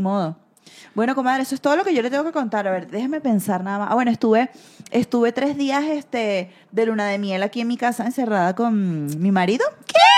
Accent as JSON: {"language": "Spanish", "country": "Venezuela", "moved": "yes", "said": "uno se siente bien siendo venezolano"}